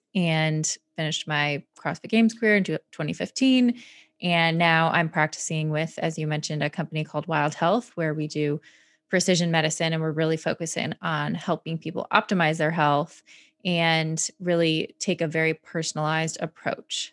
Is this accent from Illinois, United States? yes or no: no; Michigan, United States; I grew up in Michigan